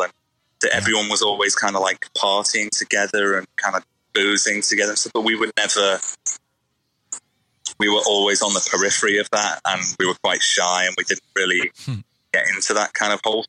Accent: Liverpool, North West England, United Kingdom; And I don't think we sound particularly like we're from Liverpool.

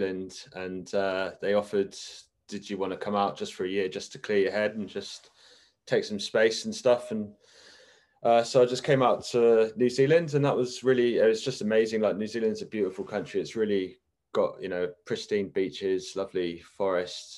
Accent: Exeter, South West England, United Kingdom; moved away as an adult; also born or lived in Melbourne, Australia; my hometown in Exeter, where I was from

